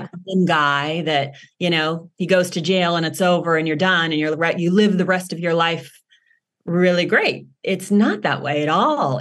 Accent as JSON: {"language": "English", "town": "Los Angeles", "region": "California", "country": "United States", "tie": "born or raised there", "said": "I grew up in Los Angeles"}